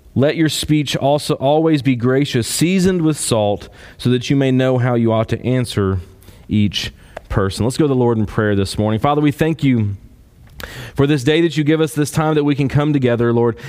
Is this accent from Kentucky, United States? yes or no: yes; Kentucky, United States; I'm from Kentucky